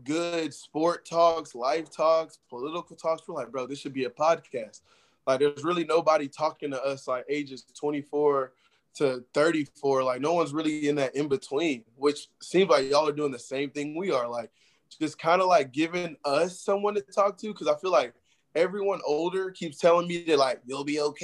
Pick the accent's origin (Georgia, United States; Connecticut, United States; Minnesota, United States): Georgia, United States; Atlanta; we held little games back in my hometown